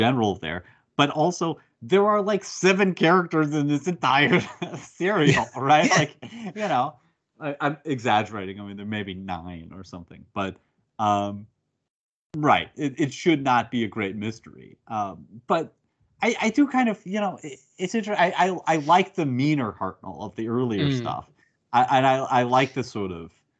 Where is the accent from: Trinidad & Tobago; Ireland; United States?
United States; I'm American